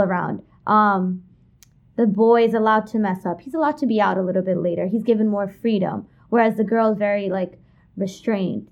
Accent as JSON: {"language": "English", "town": "New York City", "region": "New York", "country": "United States", "tie": "born or raised there", "said": "I was born and raised in Kensington, Brooklyn, like you said. Been there my whole life in the same house for twenty-one years."}